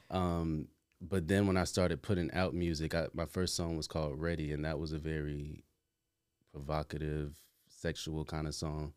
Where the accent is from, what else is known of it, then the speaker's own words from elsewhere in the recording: South Carolina, United States; moved away as an adult; also born or lived in Atlanta; now in New York, United States; I'm originally from South Carolina